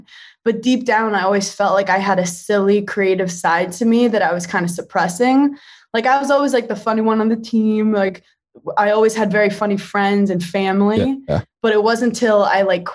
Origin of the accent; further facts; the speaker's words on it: New York City, New York, United States; I feel like I was raised in Park Slope, Brooklyn